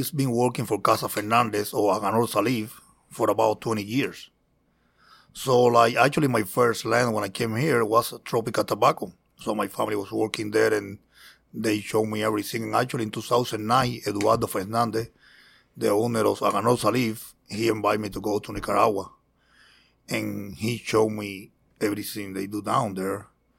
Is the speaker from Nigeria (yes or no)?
no; Cuba; also born or lived in Miami; now in Wisconsin, United States; Yeah, I grew up in Cuba, and I moved here August 2008.